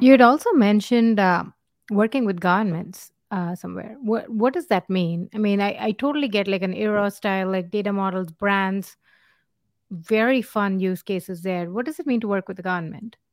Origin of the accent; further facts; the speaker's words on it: India; moved away; we come from India